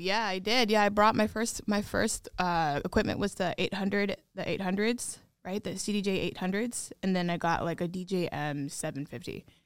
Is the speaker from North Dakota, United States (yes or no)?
no; Des Moines, Iowa, United States; born or raised there; moved away